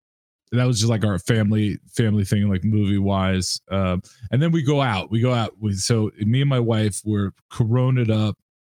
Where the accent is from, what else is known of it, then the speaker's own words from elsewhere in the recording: New York City, New York, United States; when I was a kid growing up in New York City